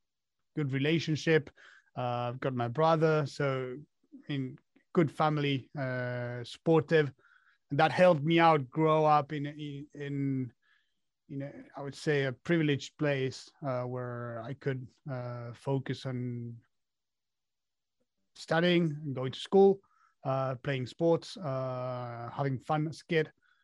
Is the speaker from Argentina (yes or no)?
yes; Argentina; born there; As you said, I was born in Argentina.